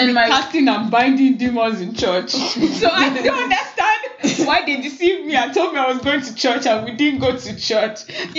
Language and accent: English; Ijebu, Ogun State, Nigeria; I'm from Ijebu, so we'd go with all our extended family, my grandpa, grandma, aunties, uncles, cousins.